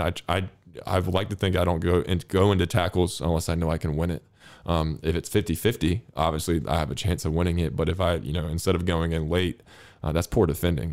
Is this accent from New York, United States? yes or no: no; North Carolina, United States; moved away as an adult; now in Sundsvall, Sweden; where I grew up specifically, there was three universities: the University of Chapel Hill, NC State, and Duke, and they're all within ten kilometers